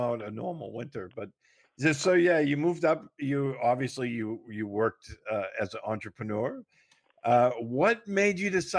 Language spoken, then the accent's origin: English; Woburn, Massachusetts, United States; accent: Massachusetts; moved away as an adult; I grew up in Woburn. Right outside.